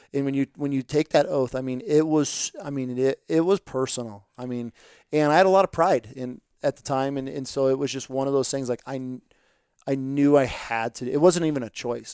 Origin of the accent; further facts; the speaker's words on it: upstate New York, United States; I'm from New, upstate New York